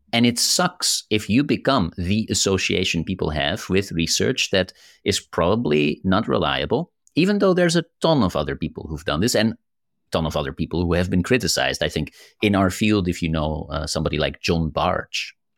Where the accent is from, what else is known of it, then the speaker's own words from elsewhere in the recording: Netherlands; I'm from the Netherlands, we are so direct